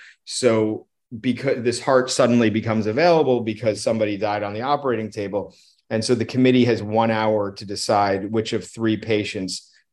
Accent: New York City, New York, United States; also born or lived in Bridgehampton; I grew up in New York City, and my family has had a place in the Hamptons since I was a child. So I also consider that home as well. So currently, I have a house in Bridgehampton, and I live in New York City.

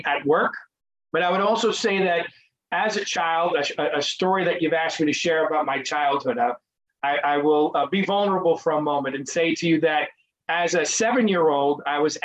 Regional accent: Cobleskill, New York, United States; So I grew up in upstate New York, about a half hour west of the capital of Albany, in a little town called Cobleskill, New York

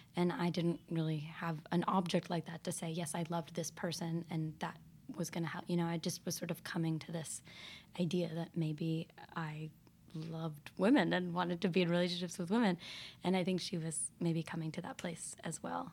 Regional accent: Northampton, Massachusetts, United States; also born or lived in Georgia; growing up in Northampton and having queerness all around.

